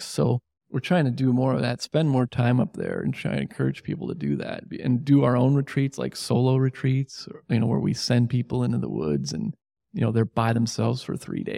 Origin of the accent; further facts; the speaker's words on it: Catskill Mountains, New York, United States; now in Syracuse, United States; I grew up in the Catskills